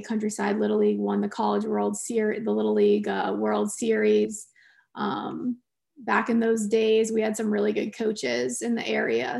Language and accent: English; Clearwater, Florida, United States; also born or lived in Winston-Salem, North Carolina / Kansas; my mom and dad moved to Clearwater, Florida when I was four years old, um, and I grew up down there